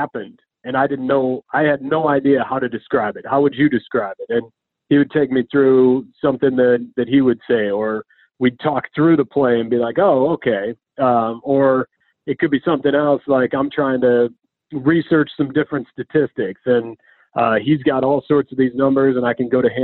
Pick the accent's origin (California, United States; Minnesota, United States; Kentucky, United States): Minnesota, United States; growing up in Minnesota